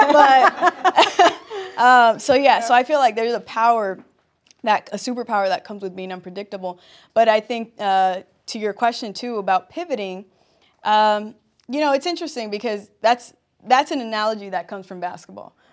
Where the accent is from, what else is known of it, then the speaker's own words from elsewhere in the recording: Compton, California, United States; I'm born and raised in Compton